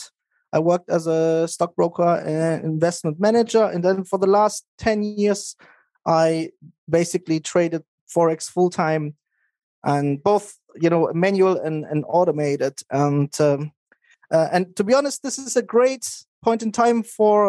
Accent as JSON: {"language": "English", "country": "Germany", "tie": "born or raised there", "also_born_or_lived": "Maastricht, Netherlands / Spokane, United States / Nice, France", "moved": "as an adult", "said": "I grew up in Germany. I went to high school there."}